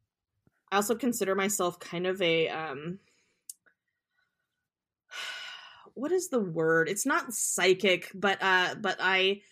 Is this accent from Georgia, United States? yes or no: no; Willamette Valley, Oregon, United States; I grew up in the Willamette Valley